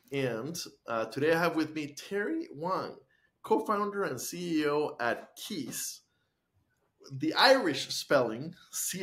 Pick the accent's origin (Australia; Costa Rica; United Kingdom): Costa Rica; moved away as an adult; now in United States; Because I grew up in Costa Rica, I had to get used to Fahrenheit when I went to college and stayed in the States.